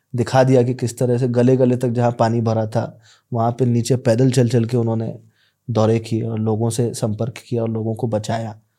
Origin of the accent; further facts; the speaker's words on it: Bhopal, Madhya Pradesh, India; also born or lived in Bangalore; मैं बैंगलोर में पढ़ाई करता था और बताता था कि मैं भोपाल से हूँ